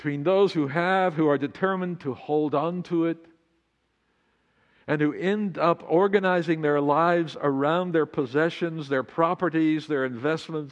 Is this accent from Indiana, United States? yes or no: no; Amarillo, Texas, United States; now in Laguna Beach, United States; U.S. 66 that ran right through my hometown, now I-40.